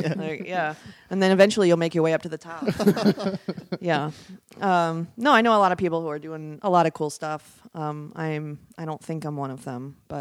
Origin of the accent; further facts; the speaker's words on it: Wisconsin, United States; now in Los Angeles, United States; that's how everyone talks in Wisconsin. It's pretty great.